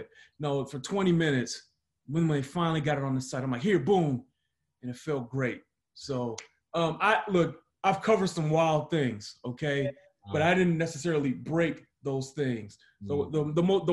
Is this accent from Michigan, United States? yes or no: yes; Detroit, Michigan, United States; moved away; I grew up in Detroit